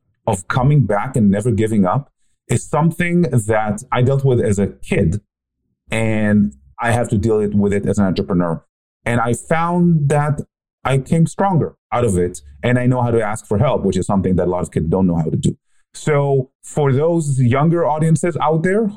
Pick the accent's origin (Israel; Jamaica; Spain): Israel; I grew up in Israel